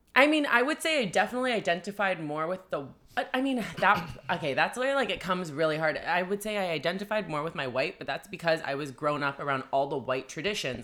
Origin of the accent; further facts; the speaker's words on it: Vancouver, British Columbia, Canada; I'm from, like, Vancouver.